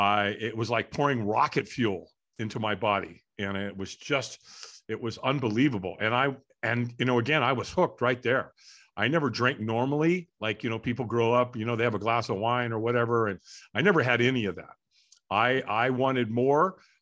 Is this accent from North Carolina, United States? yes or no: no; Hollywood, California, United States; born there; I was born in Hollywood, California.